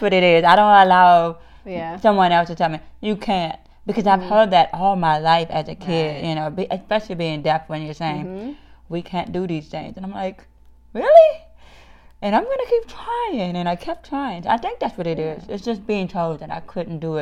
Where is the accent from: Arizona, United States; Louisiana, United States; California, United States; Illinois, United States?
Louisiana, United States; New Orleans; now in Arkansas, United States; I'm originally from New Orleans, Louisiana